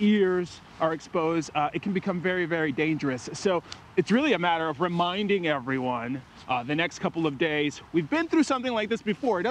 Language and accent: English; Midwest, United States; the hardiest of Midwesterners like you, like me